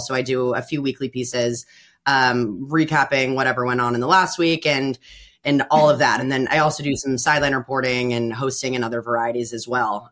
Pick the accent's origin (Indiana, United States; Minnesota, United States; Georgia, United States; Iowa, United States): Indiana, United States; Bloomington; my family's from Bloomington. I grew up in Bloomington